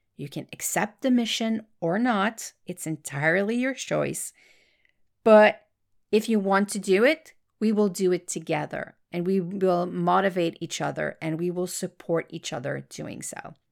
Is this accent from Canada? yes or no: yes; Quebec, Canada; accent: French Canadian; English is a second language; I am French Canadian. That's why you will hear a slight accent in my voice